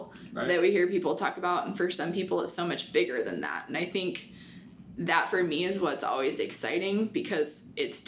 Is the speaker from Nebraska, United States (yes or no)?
yes; Butte, Nebraska, United States; now in Hastings, United States; I grew up in Butte, Nebraska, which is a small farming, ranching community